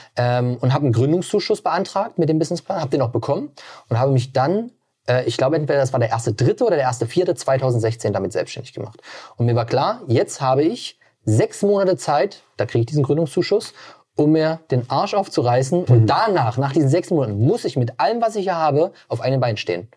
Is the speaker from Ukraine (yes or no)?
no; Magdeburg, Saxony-Anhalt, Germany; moved away as an adult; also born or lived in Stuttgart / Berlin / Potsdam; Hier bin ich geboren, aufgewachsen und bin dann mit 18 damals dann weggezogen